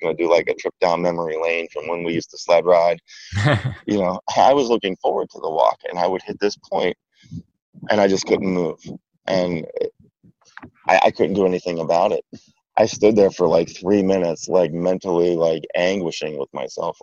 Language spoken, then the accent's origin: English; Beaver County, Pennsylvania, United States; moved away; where I grew up in Beaver County is, so like south and east of where I grew up was, you had the suburbs of Pittsburgh